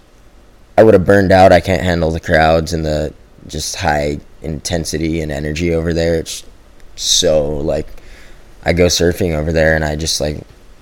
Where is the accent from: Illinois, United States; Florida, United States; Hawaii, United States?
Hawaii, United States; Growing up in Hawaii, like, all the guys before us, that was the formula, you know?